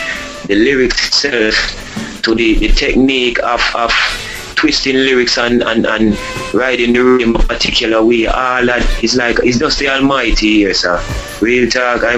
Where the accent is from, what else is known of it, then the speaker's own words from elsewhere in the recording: Spanish Town, Saint Catherine, Jamaica; also born or lived in Saint Andrew, Jamaica / Kingston, Jamaica; I grew up in Spanish Town when I left and went to St. Andrew in Jamaica.